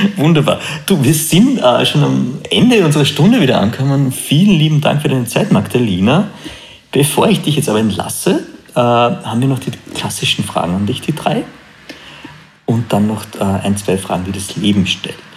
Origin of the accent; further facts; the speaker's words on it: Austria; bei uns in Österreich